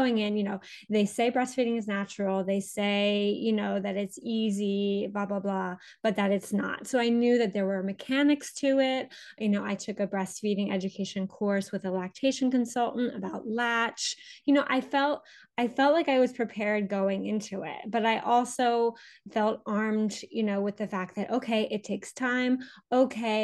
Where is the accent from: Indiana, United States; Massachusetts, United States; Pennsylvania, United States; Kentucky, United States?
Pennsylvania, United States; moved away as an adult; also born or lived in Paris, France; I grew up in the United States, in Pennsylvania